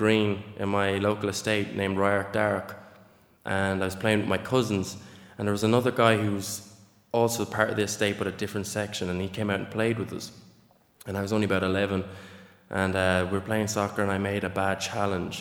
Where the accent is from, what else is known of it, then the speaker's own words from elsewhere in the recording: Nenagh, Munster, Ireland; I grew up in Nina.